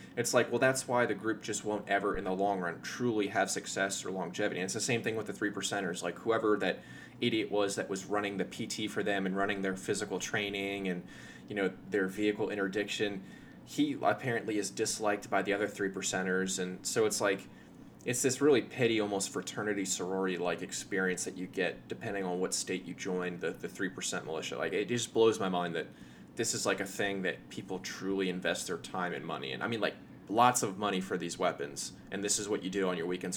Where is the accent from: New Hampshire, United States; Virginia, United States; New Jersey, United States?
Virginia, United States; Northern; I grew up in Northern Virginia.